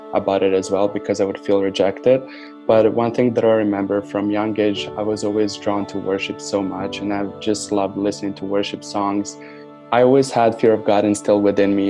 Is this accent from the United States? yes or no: no; Novi Sad, Vojvodina, Serbia; now in Canada; grew up in Novi Sad, Serbia